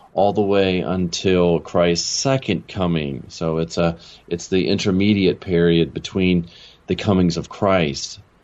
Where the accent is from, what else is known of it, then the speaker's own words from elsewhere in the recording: Maryland, United States; moved away as an adult; also born or lived in California / Chicago / Los Angeles; now in Jackson, United States; I grew up in Maryland, and uh, I spent pretty much all the way through high school there